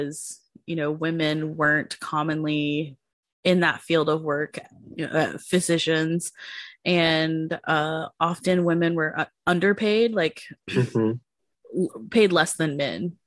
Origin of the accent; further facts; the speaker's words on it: United States; also born or lived in Marshall Islands (ancestry); those are things that I learned as an American. I didn't grow up in my natural culture